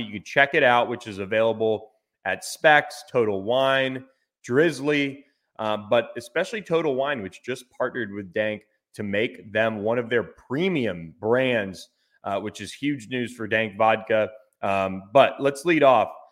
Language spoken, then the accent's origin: English; Florida, United States; moved away; my home state of Florida